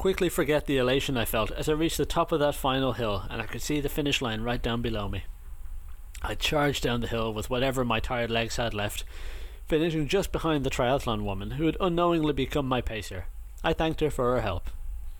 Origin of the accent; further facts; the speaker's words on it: Ireland; moved away as an adult; growing up in Ireland